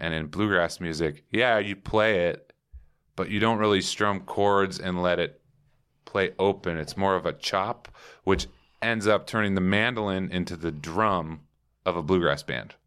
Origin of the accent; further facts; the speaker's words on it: Minneapolis, Minnesota, United States; also born or lived in California; now in Templeton, United States; I grew up on the in the suburbs of Minneapolis